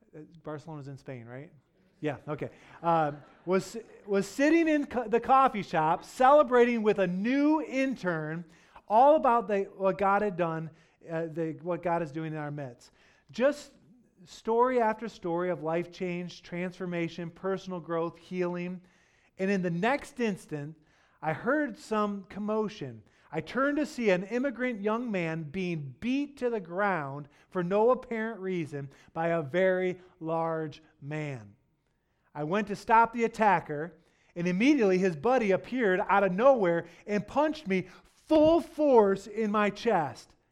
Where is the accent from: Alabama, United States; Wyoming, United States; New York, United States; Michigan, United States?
Michigan, United States; Detroit; now in West Michigan, United States; I grew up in Detroit